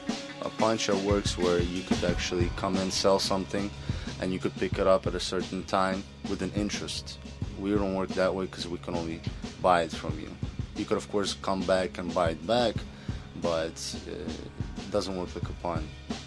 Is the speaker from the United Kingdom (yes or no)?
no; Ukraine; now in Baltimore, United States; I'm from Ukraine